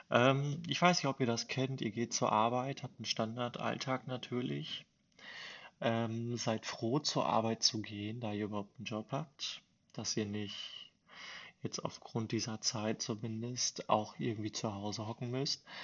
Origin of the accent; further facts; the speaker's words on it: Bielefeld, North Rhine-Westphalia, Germany; also born or lived in Versmold; bin geboren in Versmold und ja, lebe jetzt in Bielefeld, seitdem ich klein auf bin, quasi mit äh, wenn ich mich nicht vertue, mit acht Jahren